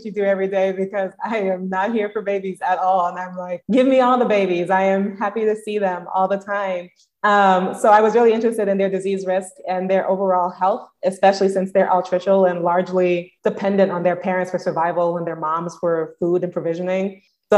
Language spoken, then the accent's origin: English; New York City, New York, United States; moved away as an adult; also born or lived in Binghamton; I'm originally from Brooklyn, born and raised